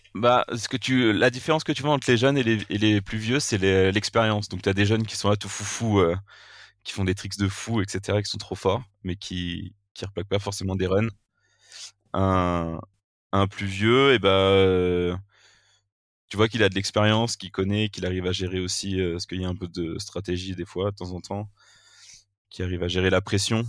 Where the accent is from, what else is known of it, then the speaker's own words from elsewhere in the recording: Vercors, Auvergne-Rhône-Alpes, France; Je suis originaire du Vercors, qui est euh, donc euh, Vercors, une station de ski au-dessus de Grenoble. J'ai grandi ici depuis, depuis que je suis tout petit